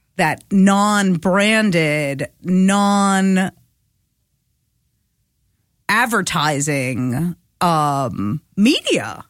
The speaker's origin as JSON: {"language": "English", "region": "New York", "country": "United States", "said": "I'm a New Yorker"}